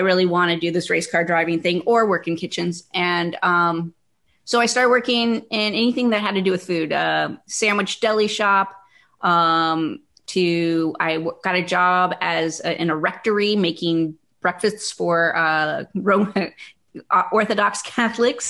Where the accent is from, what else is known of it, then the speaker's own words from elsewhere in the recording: Northern California, United States; I got a job when I was in high school because I don't get reactions to poison oak because I'm from Northern California.